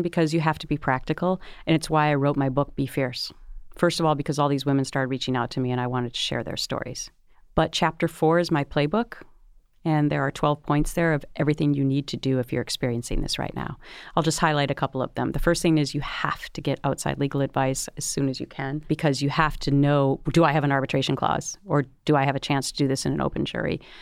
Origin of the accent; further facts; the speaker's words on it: Minnesota, United States; I grew up in Minnesota where it's Minnesota nice